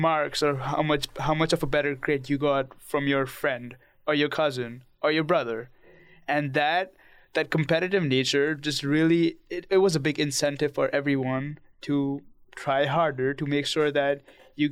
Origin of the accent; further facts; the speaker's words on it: India; I'm from India